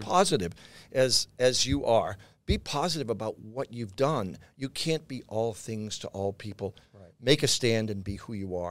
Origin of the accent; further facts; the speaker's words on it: Boston, Massachusetts, United States; moved away; also born or lived in New York; south end of Boston